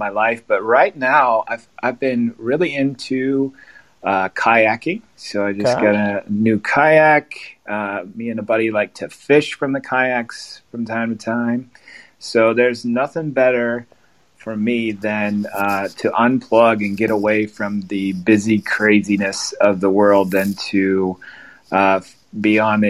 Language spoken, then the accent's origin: English; Glandorf, Ohio, United States; also born or lived in Findlay, Ohio / Iowa; I was born and raised in Glandorf